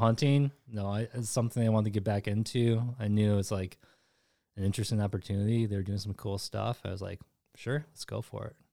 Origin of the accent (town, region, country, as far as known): Grand Rapids, Michigan, United States; born or raised there; also born or lived in South Korea